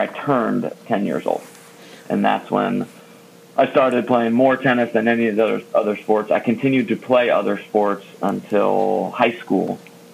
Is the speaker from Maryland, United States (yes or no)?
yes; Rockville, Maryland, United States; also born or lived in Washington, D.C.; I was born in Washington, D.C. and grew up in Rockville, Maryland